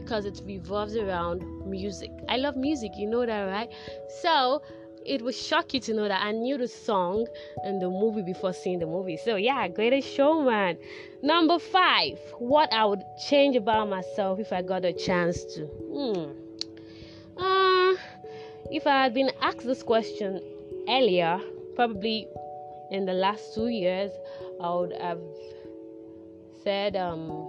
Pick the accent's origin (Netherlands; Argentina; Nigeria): Nigeria; Lagos; I was born in Lagos, grew up in Lagos, everything Lagos, my whole life Lagos.